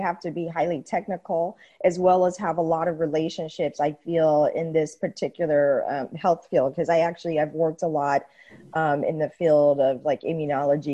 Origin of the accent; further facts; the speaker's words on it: San Francisco, California, United States; moved away as an adult; now in Europe; I'm from San Francisco, Silicon Valley, and I've been in Europe for the last 7 years